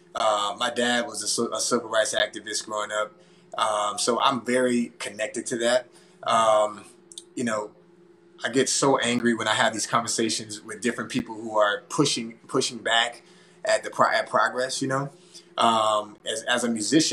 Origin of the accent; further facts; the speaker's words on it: Baton Rouge, Louisiana, United States; here in my hometown.